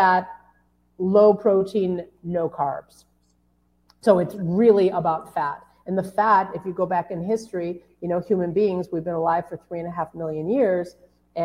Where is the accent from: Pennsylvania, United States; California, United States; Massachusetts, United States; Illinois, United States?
Illinois, United States; Chicago; I'm from Chicago